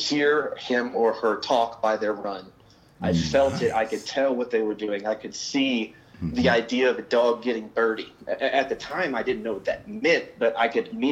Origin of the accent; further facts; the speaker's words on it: Kansas City, Kansas, United States; also born or lived in Manhattan, Kansas; I grew up in Kansas City